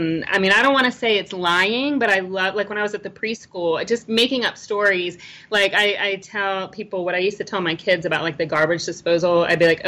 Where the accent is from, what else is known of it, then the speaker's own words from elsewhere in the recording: Virginia, United States; I'm born and raised in Virginia